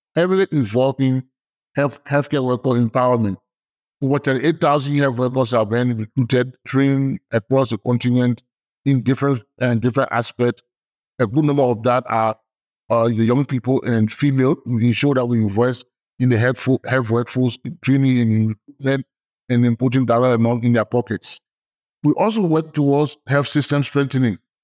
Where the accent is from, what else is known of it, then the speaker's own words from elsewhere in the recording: Liberia; I'm from Liberia